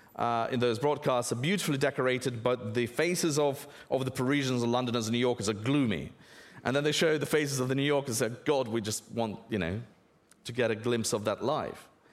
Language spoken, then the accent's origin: English; Russia; moved away; I grew up in Russia